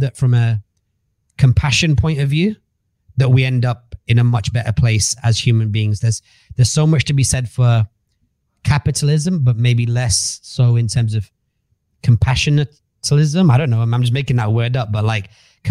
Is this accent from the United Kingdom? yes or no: yes; Manchester, North West England, United Kingdom; moved away as an adult; now in Dubai, United Arab Emirates; I grew up in Manchester, 7 people in a house.